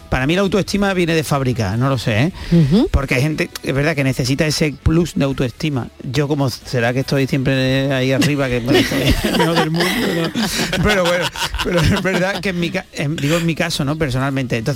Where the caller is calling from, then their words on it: Seville, Andalusia, Spain; Hola, buenas tardes, soy … de Sevilla.